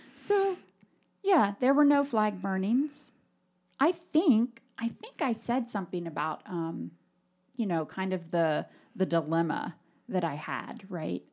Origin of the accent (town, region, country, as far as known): United States